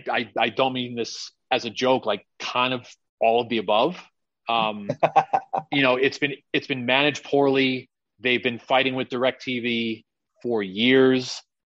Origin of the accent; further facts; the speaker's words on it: New York, United States; moved away; I mean, I came out here from New York. I moved here.